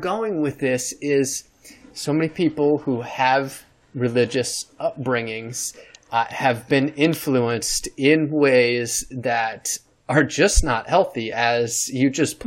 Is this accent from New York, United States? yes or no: yes; New York, United States; I'm from New York State